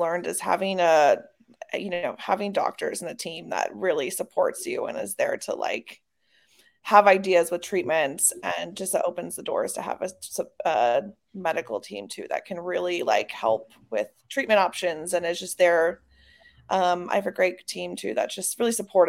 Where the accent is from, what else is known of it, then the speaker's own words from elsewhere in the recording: Wisconsin, United States; moved away as an adult; also born or lived in Chicago; now in Los Angeles, United States; I'm from the Midwest, from Wisconsin